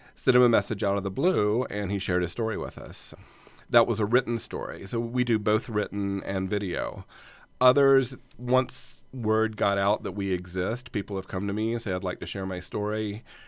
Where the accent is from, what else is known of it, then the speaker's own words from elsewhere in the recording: North Carolina, United States; also born or lived in Atlanta; now in Los Angeles, United States; we're from North Carolina